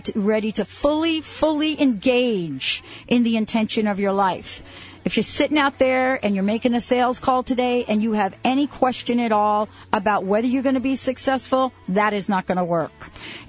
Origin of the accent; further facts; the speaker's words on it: New York, United States; I'm a street girl. I grew up in New York